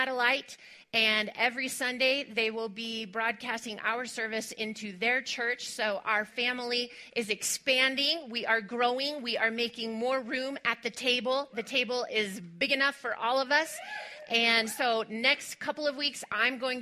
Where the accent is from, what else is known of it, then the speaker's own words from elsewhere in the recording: West Texas, United States; moved away; I am originally from West Texas